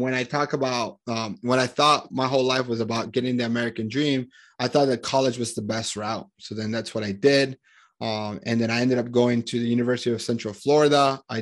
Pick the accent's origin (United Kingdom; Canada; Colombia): Colombia; Medellín, Antioquia; moved away; I'm originally from Colombia, Medellin, Colombia in South America